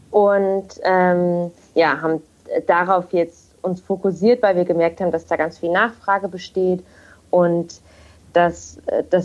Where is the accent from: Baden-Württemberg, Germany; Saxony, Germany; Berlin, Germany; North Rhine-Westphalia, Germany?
Saxony, Germany; Leipzig; moved away as an adult; now in Kiel, Germany; und ich wohne zurzeit in Kiel. Ich bin gebürtige Leipzigerin und bin fürs Studium damals vor vier Jahren hierher gezogen